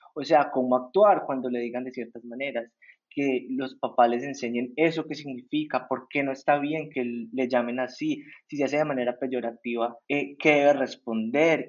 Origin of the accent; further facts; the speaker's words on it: El Santuario, Antioquia, Colombia; now in Medellín, Colombia; yo no crecí en Medellín, sino en un pueblo en el oriente que se llama El Santuario